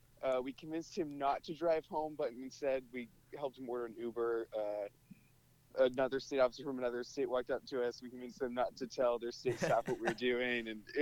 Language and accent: English; Bend, Oregon, United States; born or raised there